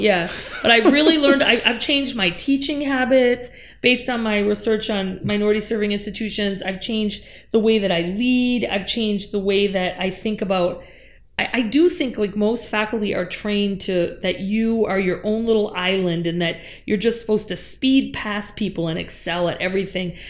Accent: Upper Peninsula of Michigan, United States; I grew up in the Upper Peninsula of Michigan

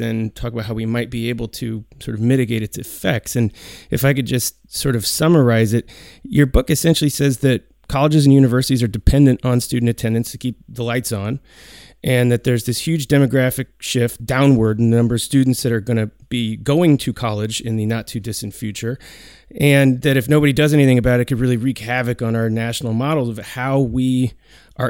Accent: Oregon, United States; I am from Oregon

